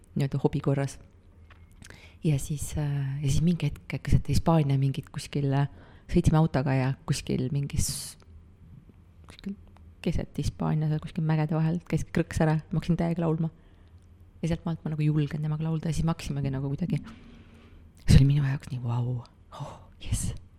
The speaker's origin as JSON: {"language": "Estonian", "area": "near Pärnu", "region": "Pärnu County", "country": "Estonia", "tie": "born or raised there", "moved": "yes", "said": "ma olen väiksest kohast pärit, vanemad elavad siiamaani seal Pärnu lähedal"}